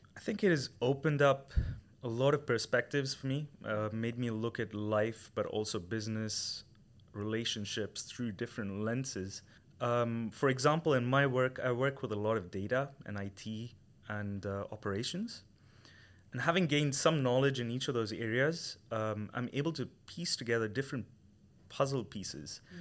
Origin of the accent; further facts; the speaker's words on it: Chennai, Tamil Nadu, India; moved away as an adult; I come from India. from a small metro in the south called Chennai.